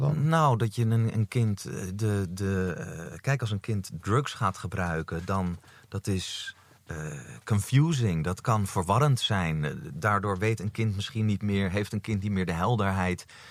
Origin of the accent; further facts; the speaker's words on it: Amsterdam, North Holland, Netherlands; Amsterdam, geboren en getogen.